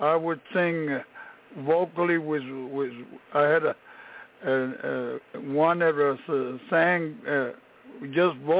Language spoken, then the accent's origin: English; Brownsville, Texas, United States; moved away as an adult; now in San Antonio, United States; I was born in Brownsville, Texas, in the Rio Grande Valley. And but I came to San Antonio after I had I served my country from 1962 to 64